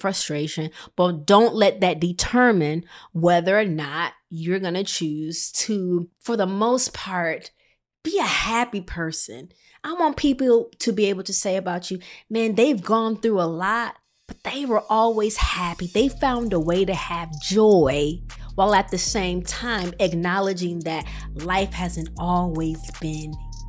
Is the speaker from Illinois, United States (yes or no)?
yes; Rockford, Illinois, United States; I'm the girl from Rockford, Illinois